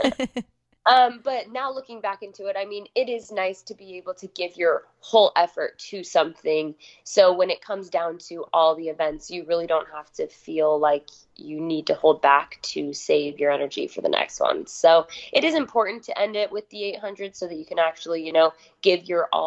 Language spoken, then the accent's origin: English; Rexburg, Idaho, United States; also born or lived in Utah; I'm born and raised in Rexburg, Idaho